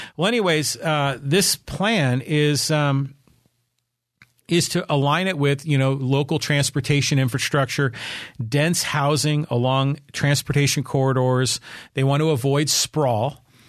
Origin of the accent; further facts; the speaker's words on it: San Francisco, California, United States; now in Poway, United States; I grew up in the Bay Area, and I was born and raised in San Francisco, but my family moved to the suburbs in the sixties.